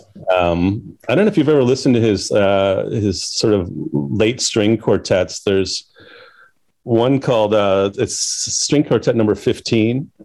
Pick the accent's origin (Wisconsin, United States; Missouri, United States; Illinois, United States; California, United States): Illinois, United States; Chicago; I grew up in Chicago